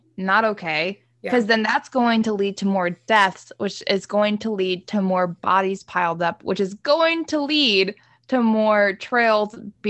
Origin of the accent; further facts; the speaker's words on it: the South, United States; It's like, sorry, I'm from the South. I don't know how to do a Boston accent.